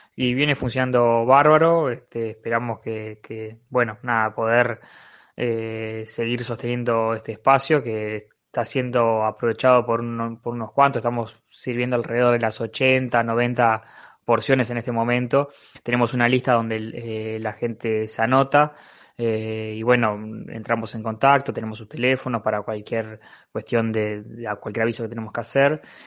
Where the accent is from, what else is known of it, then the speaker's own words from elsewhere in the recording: Montevideo, Uruguay; soy vecino de Pajas Blancas